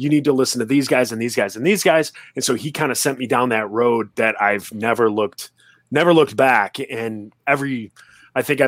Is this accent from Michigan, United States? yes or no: yes; Royal Oak, Michigan, United States; my hometown of Royal Oak, Michigan